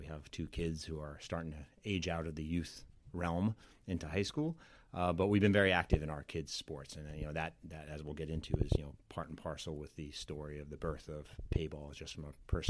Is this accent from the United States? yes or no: yes; Syosset, New York, United States; So I grew up in Syosset, Long Island.